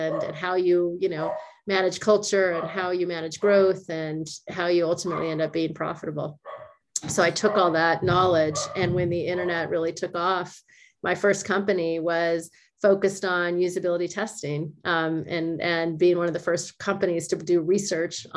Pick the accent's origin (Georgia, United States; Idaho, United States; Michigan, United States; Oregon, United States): Oregon, United States; moved away; also born or lived in California / Los Angeles; I was born in California, but I grew up in Oregon